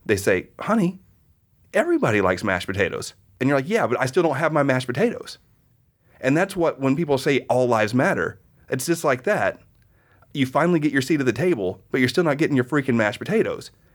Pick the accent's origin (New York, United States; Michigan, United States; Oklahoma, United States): Oklahoma, United States; I grew up in Oklahoma in the eighties